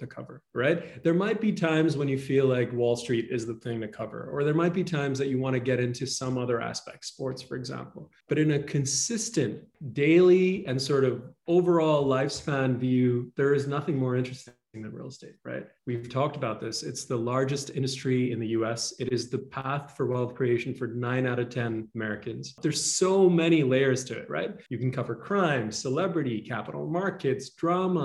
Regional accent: Dubai, United Arab Emirates; moved away as an adult; also born or lived in Toronto, Canada; now in Los Angeles, United States; I grew up in a monarchy. I grew up in Dubai.

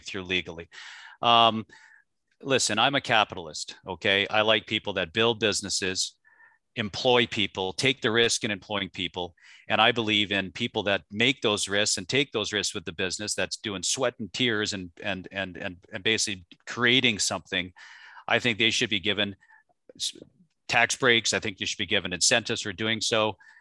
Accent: Canada; now in United States; I grew up in Canada, so, you know, Canada, back when I was a child to what it is now, I now live in the United States

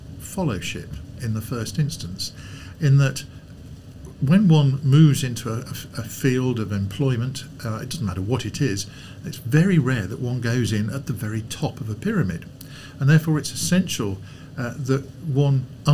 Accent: Lincolnshire, East Midlands, United Kingdom; I grew up in Lincolnshire

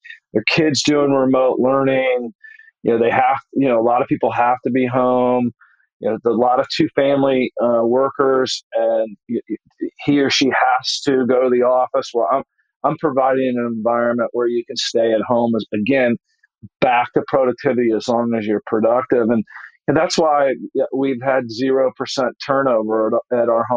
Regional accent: Dayton, Ohio, United States; moved away; That's my hometown

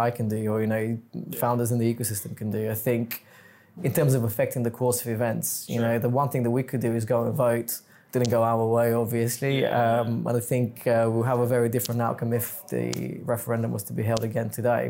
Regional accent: Bulgaria; English is a second language; moved away as an adult; now in London, United Kingdom; I wasn't born here. I've lived here for 17 years, but I'm originally from Bulgaria

